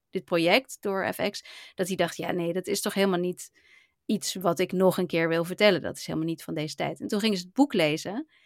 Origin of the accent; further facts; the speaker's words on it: Hawaii, United States; gewoon uit Hawaii en niet uit Japan zelf.